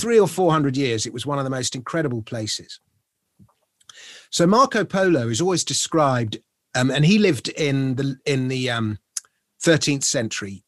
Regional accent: London, United Kingdom; as a Londoner, someone in Britain

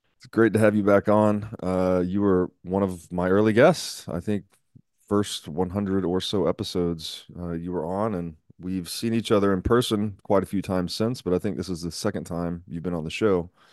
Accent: Tennessee, United States; I grew up in Tennessee

